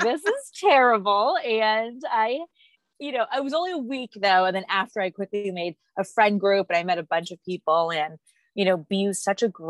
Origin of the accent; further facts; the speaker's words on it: San Antonio, Texas, United States; moved away as an adult; now in Boston, United States; So I'm from San Antonio, Texas, and I came to Boston to go to Boston University.